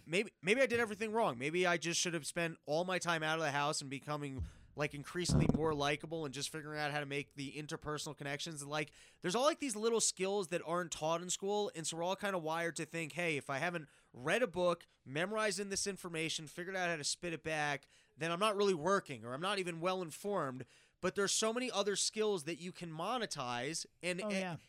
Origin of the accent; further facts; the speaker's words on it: New York City, New York, United States; I grew up in New York